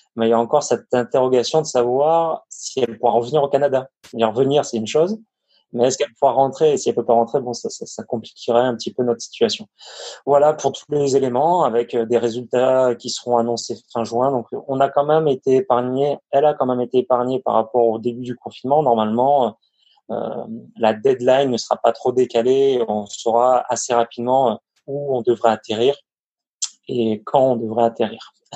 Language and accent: French; Avignon, Provence-Alpes-Côte d'Azur, France; moved away as an adult; also born or lived in Lyon / the North of France; je suis originaire d'Avignon, dans le sud